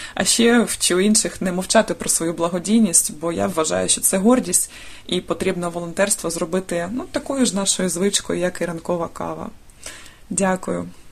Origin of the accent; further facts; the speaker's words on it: Dnipro, Dnipropetrovsk Oblast, Ukraine; мені 37 років, я з Дніпра.